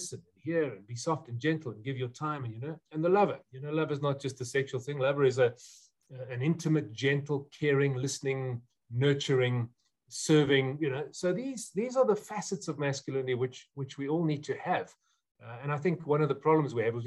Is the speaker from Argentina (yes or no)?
no; South Africa; before I'm a South African